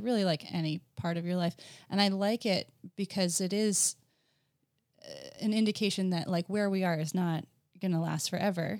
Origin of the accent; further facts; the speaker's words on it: New Jersey, United States; moved away as an adult; also born or lived in Virginia / upstate New York; I grew up in New Jersey, so just last weekend I was at the Jersey Shore